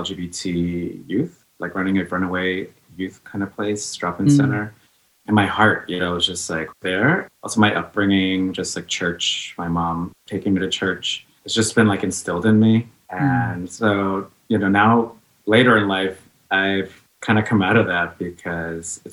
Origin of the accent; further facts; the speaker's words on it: New York City, New York, United States; also born or lived in Los Angeles, California; now in San Francisco, United States; I was born in LA, and then she brought myself and her to Queens, New York, which is where I say I'm from. I'm from Jamaica.